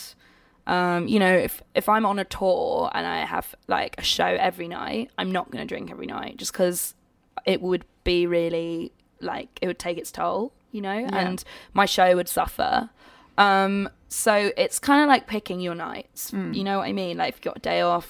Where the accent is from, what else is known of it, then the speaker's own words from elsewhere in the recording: United Kingdom; I'm being British again.